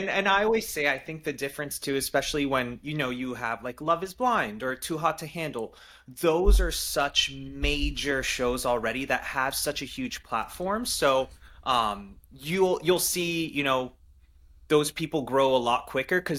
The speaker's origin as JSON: {"language": "English", "town": "Paris", "region": "Île-de-France", "country": "France", "said": "I'm French guys I was born in Paris so every summer I go I, I go back to France to see my family we have a family uh, home there"}